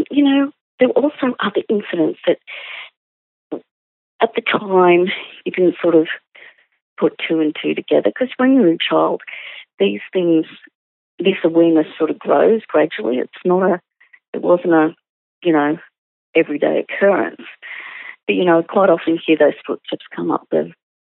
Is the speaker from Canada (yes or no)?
no; Sydney, New South Wales, Australia; I grew up in the Sydney suburb of Ryde